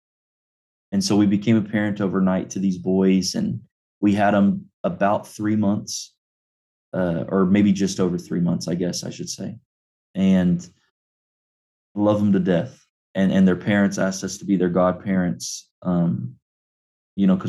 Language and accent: English; Clinton, United States; I was born and raised here in Clinton at the Cumberland Presbyterian Church